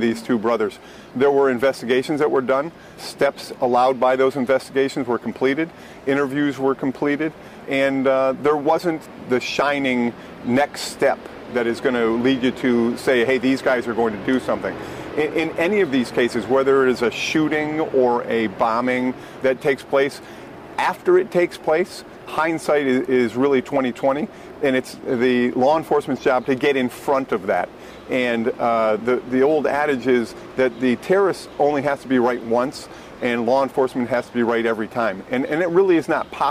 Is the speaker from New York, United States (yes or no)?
no; Massachusetts, United States; moved away; we're from Massachusetts